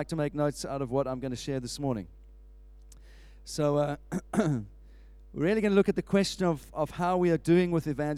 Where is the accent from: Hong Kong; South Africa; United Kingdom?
South Africa; moved away; where I was when I grew up in South Africa